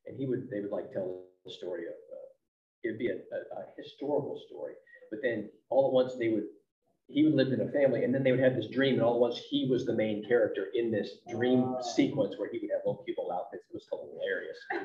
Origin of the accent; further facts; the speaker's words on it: Pittsburgh, Pennsylvania, United States; moved away as an adult; also born or lived in Dallas, Texas; So I grew up outside of Pittsburgh, Pennsylvania.